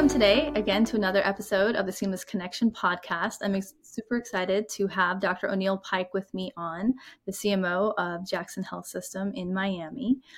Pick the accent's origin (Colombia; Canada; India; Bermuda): India; now in United States; I'm from India